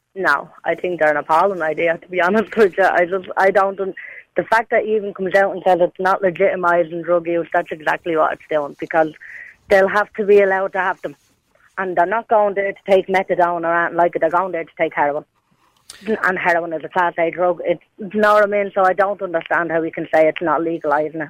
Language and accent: English; Dublin, Leinster, Ireland; I grew up in Ballymun, like all through my teenage years